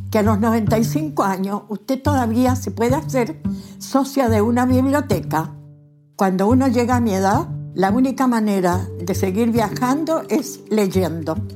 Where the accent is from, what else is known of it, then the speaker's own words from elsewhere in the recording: Chile; moved away as an adult; now in Spain; Nací el 2 de marzo de 1925 en Chile y soy la abuelita